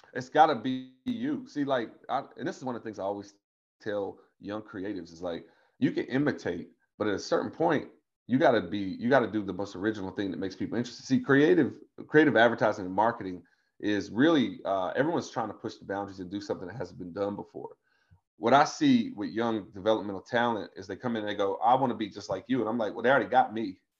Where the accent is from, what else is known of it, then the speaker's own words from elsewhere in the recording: Tazewell, Virginia, United States; I'm from Tazewell, Virginia, which is in the middle of the Appalachian Mountains of Virginia, down in the Southwest Hills.